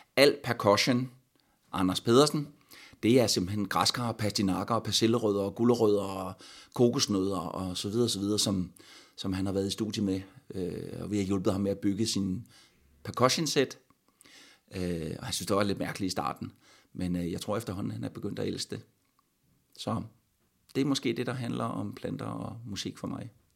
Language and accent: Danish; Stubbekøbing, Zealand, Denmark; min barndom i Stubekøbing